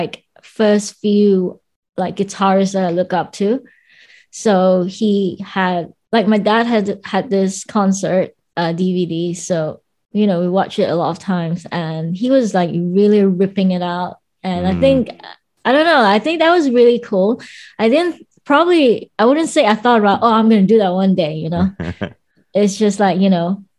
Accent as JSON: {"language": "English", "country": "Malaysia", "tie": "born or raised there", "moved": "as an adult", "lives_now": "London, United Kingdom", "said": "Yes, I was born and raised in Malaysia until 2016. Then I moved to London"}